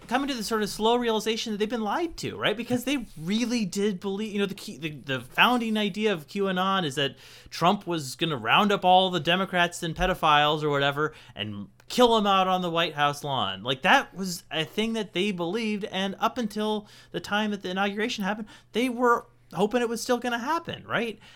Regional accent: Portland, Oregon, United States; moved away as an adult; also born or lived in Nebraska; I grew up in Portland

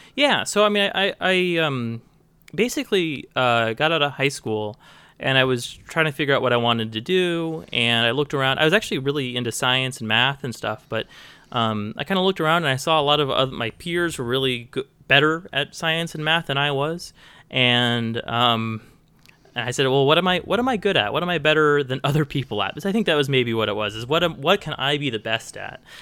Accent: Bend, Oregon, United States; moved away as an adult; also born or lived in Portland, Oregon / Nebraska; now in Fairbanks, United States; I spent my childhood in Bend, Oregon and my adult, you know, my teenage years in Portland, Oregon.

